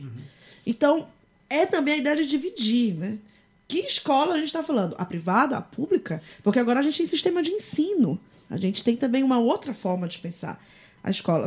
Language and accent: Portuguese; Belém, Pará, Brazil; now in São Paulo, Brazil; sobre Belém, sobre o Pará, de onde eu sou